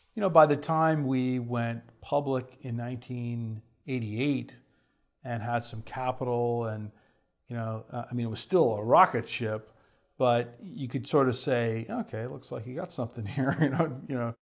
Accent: Houston, Texas, United States; I grew up in Houston, Texas

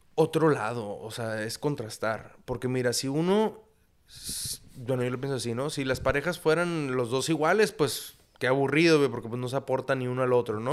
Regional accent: Tijuana, Baja California, Mexico; also born or lived in United States / La Paz; toda mi vida he vivido aquí, en Tijuana, ha sido mi casa

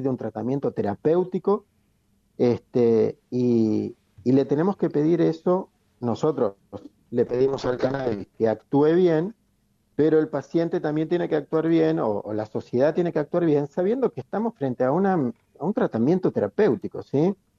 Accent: Chubut, Argentina; moved away; Yo soy nacido en Chubut, así que claro. Este, conozco la nieve ya desde chico

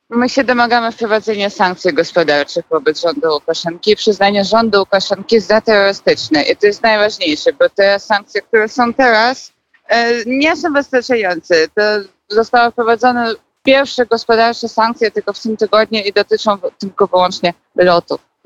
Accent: Minsk, Belarus; moved away as an adult; now in Poland; ja pochodzę z Mińska

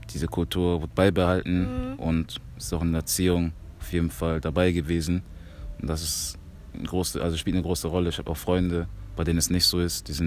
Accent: Germany; born there; Also ich bin Kongolese, hundertprozentiger. Ähm, ich bin aber in Deutschland geboren. Im Kongo war ich aber noch nicht

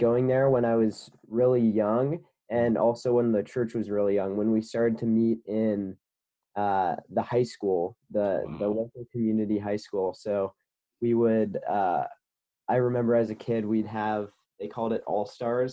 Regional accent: Cincinnati, Ohio, United States; I'm from Cincinnati, Ohio

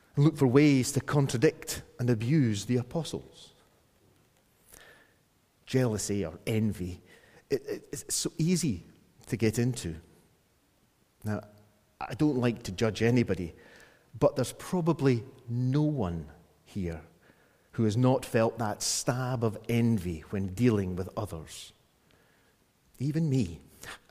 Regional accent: Scotland, United Kingdom; me being a Scot

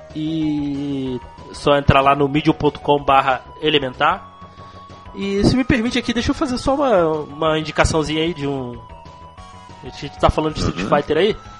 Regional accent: Rio de Janeiro, Brazil; accent: carioquês; minha, minha voz aí, meu sotaque, meu carioquês

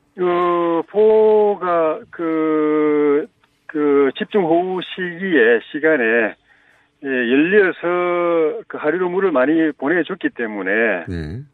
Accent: South Korea; 제가 마침 어릴 때 낙동강 밑에서 태어나가지고 지류지천에서 자라가지고

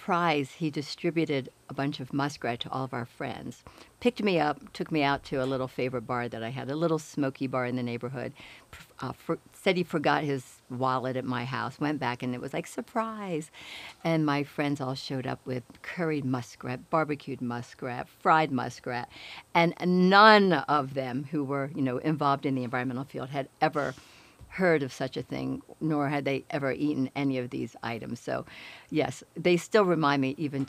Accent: Woodstown, New Jersey, United States; now in Boulder, United States; I grew up in a tiny little town in southern New Jersey, right outside of the Pine Barrens, and it was called Woodstown.

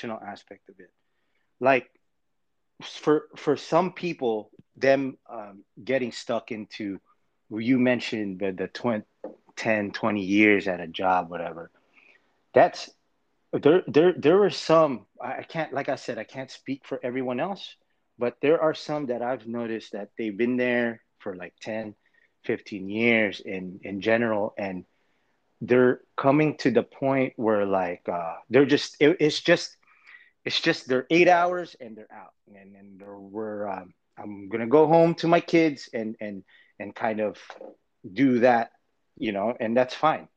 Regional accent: Los Angeles, California, United States; moved away as an adult; moving back to LA in my hometown

